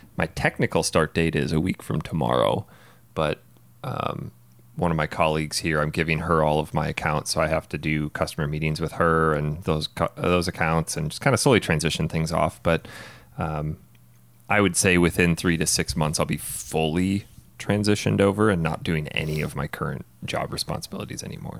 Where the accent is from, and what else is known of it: Wisconsin, United States; born or raised there; moved away as an adult; now in Phoenix, United States